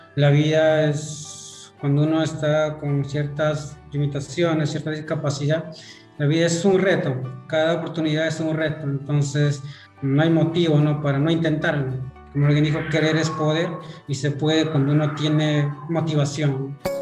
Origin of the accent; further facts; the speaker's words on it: Yauli, Huancavelica, Peru; moved away as an adult; now in Pisco, Peru; Yo soy natural de Huancabelica. Eh, nací allá en un distrito Yauli. Crecí allá, estudié primaria, secundaria, también allá.